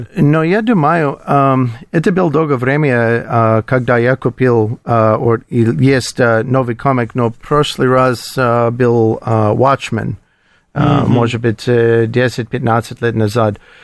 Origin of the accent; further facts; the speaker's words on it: Colorado, United States; Russian is a second language; moved away as an adult; now in Moscow, Russia; Я из Колорадо, это холодно, не проблема для меня